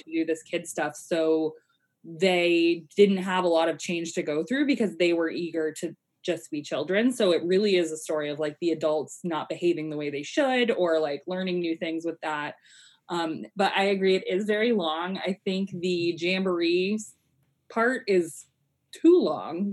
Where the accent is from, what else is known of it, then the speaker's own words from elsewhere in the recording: Colorado, United States; I I grew up in Colorado